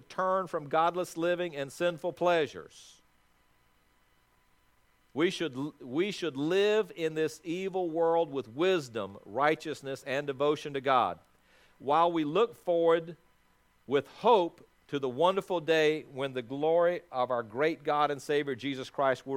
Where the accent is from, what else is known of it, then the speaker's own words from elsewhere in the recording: South Africa; moved away; also born or lived in Athens, Georgia; When I was born in South Africa